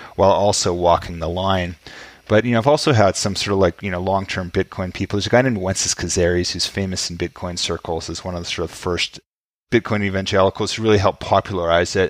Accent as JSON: {"language": "English", "town": "Vancouver", "region": "British Columbia", "country": "Canada", "tie": "born or raised there", "said": "Vancouver, where I grew up"}